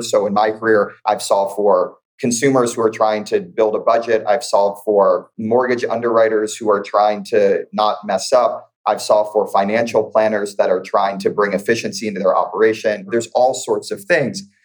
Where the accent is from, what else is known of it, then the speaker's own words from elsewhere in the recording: St. Louis, Missouri, United States; moved away as an adult; now in Bay Area, United States; I'm born and raised in St. Louis, Missouri, migrated out to the Bay Area over a decade ago for school.